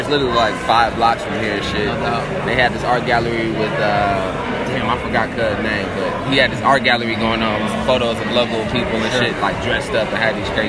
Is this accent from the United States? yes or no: yes; Minneapolis, Minnesota, United States; Here, Minneapolis. Southside, for sure.